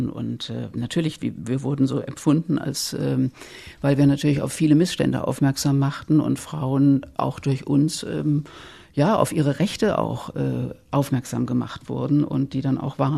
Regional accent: Worms, Rhineland-Palatinate, Germany; Ich bin ja aus dem Westen, aus Worms, wie wir schon gesagt haben.

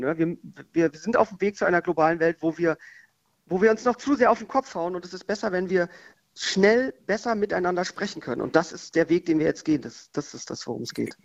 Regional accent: Berlin, Germany; wir bei uns in Berlin die größte Fruchtmesse weltweit haben

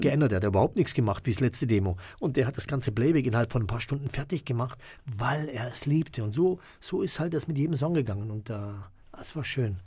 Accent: Germany; wir hier, die hier aufgewachsen sind in Deutschland

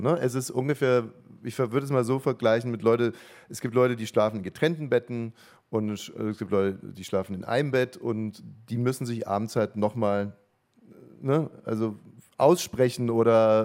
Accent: Ammersee, Bavaria, Germany; ich bin ja am Ammersee aufgewachsen

